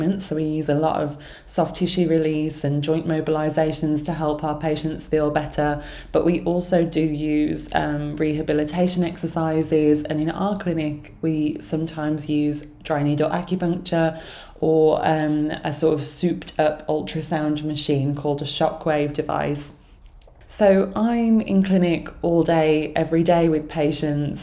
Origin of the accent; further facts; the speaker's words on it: Sutton Coldfield, West Midlands, United Kingdom; also born or lived in London; I moved right back to my hometown of Sutton Coalfield.